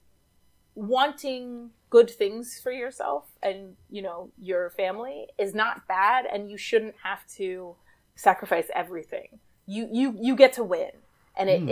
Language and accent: English; New York City, New York, United States; I grew up in New York City